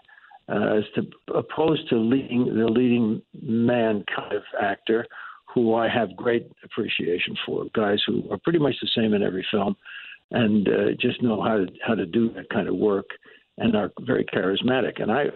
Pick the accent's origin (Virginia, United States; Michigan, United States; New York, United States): New York, United States; Yonkers; I grew up in Yonkers, New York